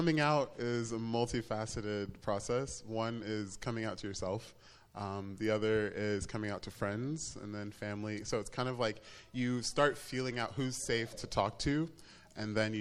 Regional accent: Tuscaloosa, Alabama, United States; I grew up in Tuscaloosa, Alabama

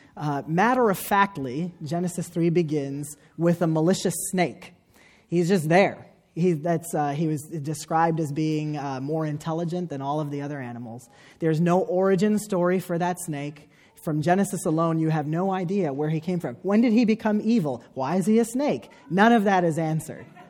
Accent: United States; me as an American Muslim

